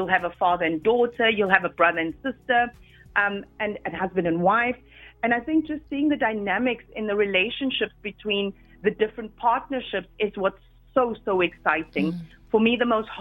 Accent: Cape Town, Western Cape, South Africa; moved away; my hometown, Cape Town.

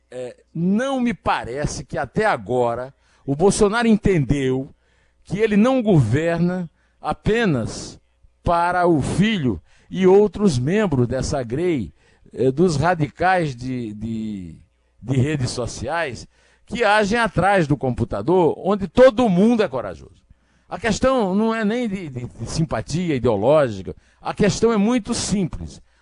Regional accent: Rio do Peixe, Paraíba, Brazil; é um peixe da minha infância, num açude da areia, lá no Rio do Peixe, onde eu nasci. Se comia curimatã e traíra, né?

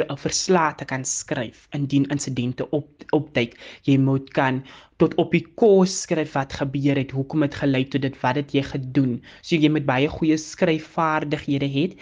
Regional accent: Calvinia, Northern Cape, South Africa; also born or lived in Macassar; Ek het nou eventually groot geword by my ouma en oupa in Kalvinia en daar het ek skool gegaan.

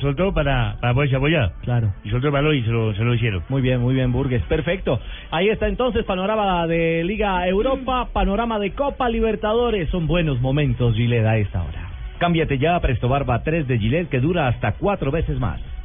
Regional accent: Colombia; uno como colombiano

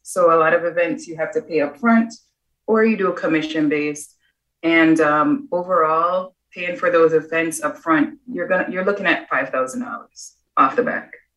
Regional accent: Jamaica; moved away; I was the chef at eight years old growing up in Jamaica

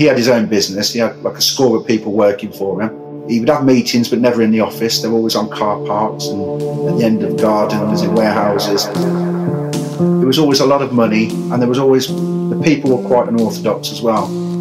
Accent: Coventry, West Midlands, United Kingdom; I was raised in Coventry with my brother and sister

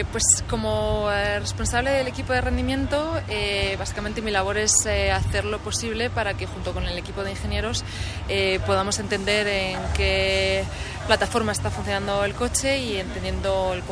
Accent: Spain; Yo soy originaria de España y como sabéis está Fernando Alonso y cuando era pequeña pues eh, todos lo seguíamos en Fórmula 1.

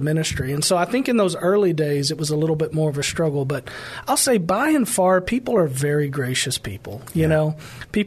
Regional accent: Pleasanton, Texas, United States; I grew up in Pleasanton, right where I pastor today

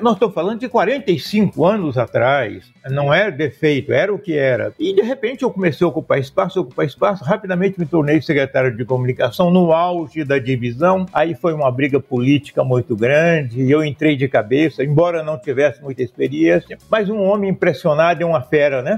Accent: Brazil; accent: caipira; also born or lived in Acorizal; now in Cuiabá, Brazil; Sou caipira, sou Jeca Catatu tem um verniz urbano, mas eu fui criada na roça, vim para a cidade

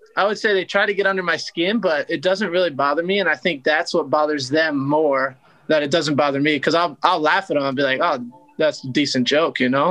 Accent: Philadelphia, Pennsylvania, United States; moved away as an adult; now in San Diego, United States; I'm from Philly, so I hate the snow and I hate the cold

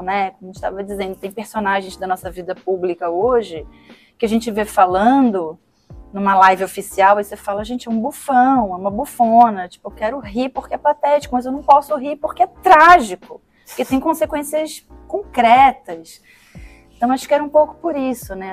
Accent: Brazil; como cidadã, como sujeita, como brasileira

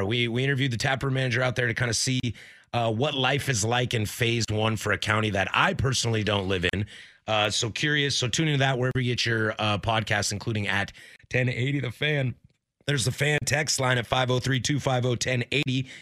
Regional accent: Pacific Northwest, United States; I was born, I am born and raised in the Pacific Northwest.

